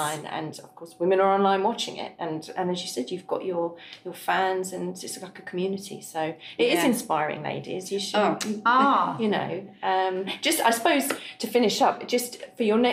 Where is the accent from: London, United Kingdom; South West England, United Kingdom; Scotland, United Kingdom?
London, United Kingdom; accent: BBC; moved away as an adult; now in Tralee, Ireland; South London. Ironically, it's Croydon, but everyone thinks... Since I sound, I've got quite a BBC voice